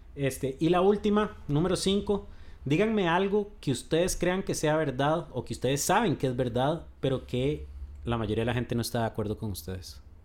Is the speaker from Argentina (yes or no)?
no; Costa Rica; como los ticos